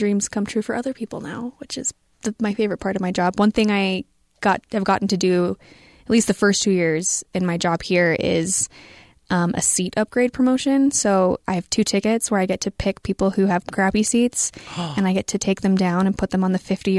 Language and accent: English; Springville, Utah, United States; I grew up, for those who are local, I grew up in Springville, which is just 10, 15 minutes away, next town over. And so, I was able to live at home